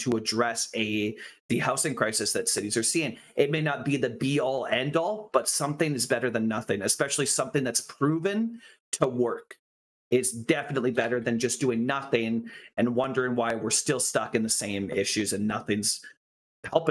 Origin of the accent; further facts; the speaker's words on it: Kamloops, British Columbia, Canada; also born or lived in Vancouver; I grew up in the suburbs when I was born in Vancouver. I grew up in the suburbs when we moved to Kamloops